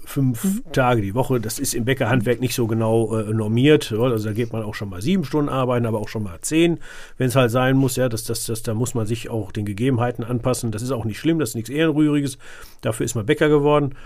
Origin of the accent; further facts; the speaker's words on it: Sauerland, North Rhine-Westphalia, Germany; wo ich herkomme, das ist äh, äh tiefstes Sauerland